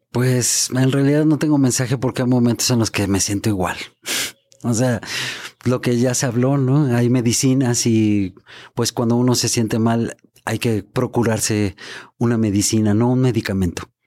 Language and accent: Spanish; Mexico; soy mexicano